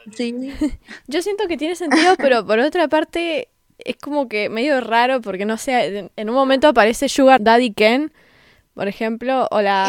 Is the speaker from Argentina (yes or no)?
yes; Mendoza, Argentina; yo soy de Mendoza, que es un poquito más conservador que donde vive Seba